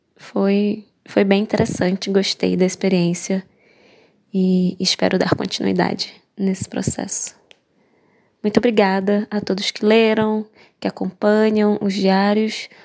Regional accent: Manaus, Amazonas, Brazil; sou de Manaus, Amazonas

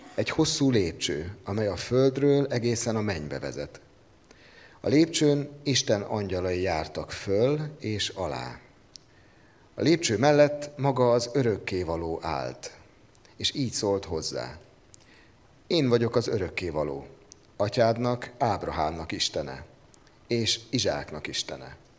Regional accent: Kecskemét, Bács-Kiskun, Hungary; Ahogy én fölnőttem Kecskeméten

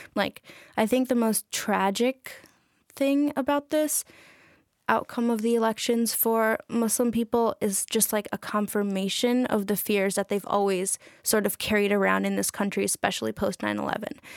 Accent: New York City, New York, United States; I'm from Astoria, Queens, so, like, forty minutes away from here with public transit. Um, yeah, I was born and raised there, so I'm New Yorker.

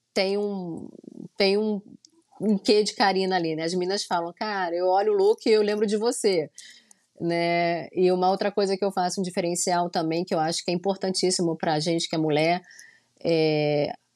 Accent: Rio de Janeiro, Brazil; moved away as an adult; now in Orlando, United States; eu sou carioca mesmo da Gema, nasci no Rio de Janeiro, né? Na Tijuca, nasci lá.

